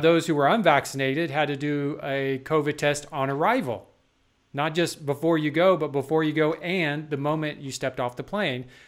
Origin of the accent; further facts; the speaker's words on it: Texas, United States; now in South Carolina, United States; growing up in Texas